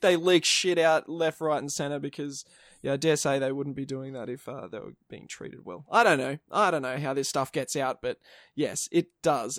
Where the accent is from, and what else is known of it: Australia